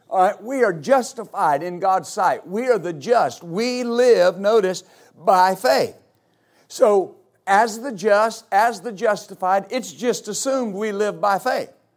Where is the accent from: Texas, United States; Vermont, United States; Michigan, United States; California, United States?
Texas, United States; West; I grew up in West Texas